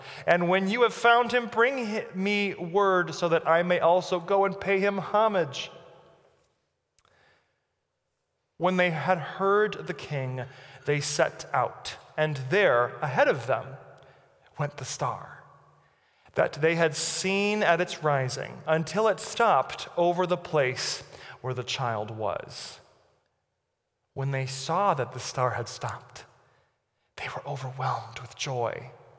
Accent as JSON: {"language": "English", "country": "Brazil", "tie": "born there", "said": "I'm 33, and I've moved 30 times in my life. I was born in Brazil, as you know."}